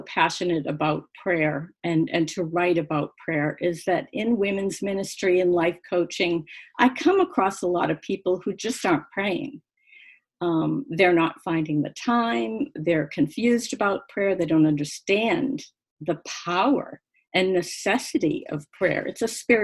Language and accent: English; Boston, Massachusetts, United States; moved away as an adult; now in Florida, United States; We're from the Northeast. We're from Boston area, but we've lived in Florida now for 28 or 29 years.